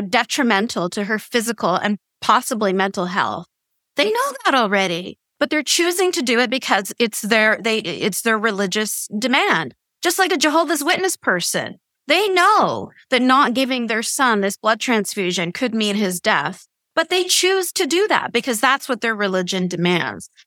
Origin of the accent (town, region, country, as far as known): Canada